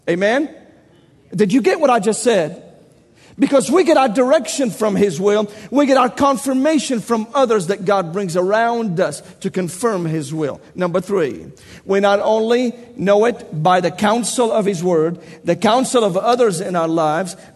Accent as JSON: {"language": "English", "region": "Tennessee", "country": "United States", "accent": "southern Tennessee", "said": "I must speak with my southern Tennessee accent, and you listen very carefully."}